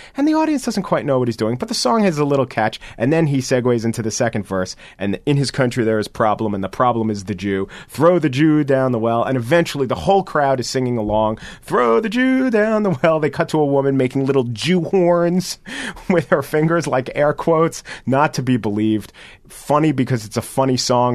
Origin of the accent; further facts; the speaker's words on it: United States; as an American